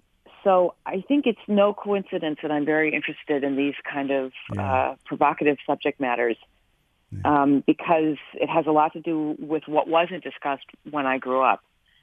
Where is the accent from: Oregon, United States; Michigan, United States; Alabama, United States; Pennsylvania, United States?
Michigan, United States; Farmington Hills; moved away; born and raised in Farmington Hills.